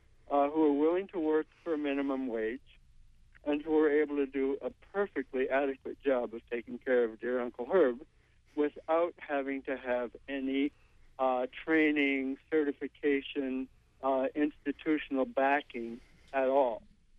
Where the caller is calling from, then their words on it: Brooklin, Maine, United States; I'm calling from Brooklyn.